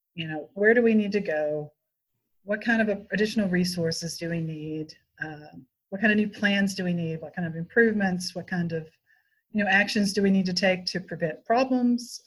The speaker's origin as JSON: {"language": "English", "region": "West Tennessee", "country": "United States", "tie": "born or raised there", "lives_now": "Nashville, United States", "said": "I was born and raised in West Tennessee, so I grew up on a farm out in the country"}